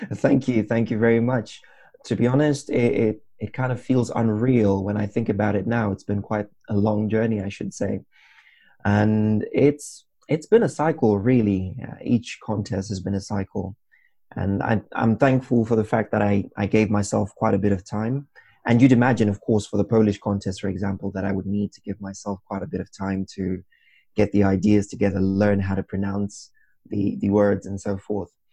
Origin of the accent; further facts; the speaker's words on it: Zimbabwe; moved away as an adult; now in Wrocław, Poland; I come from Zimbabwe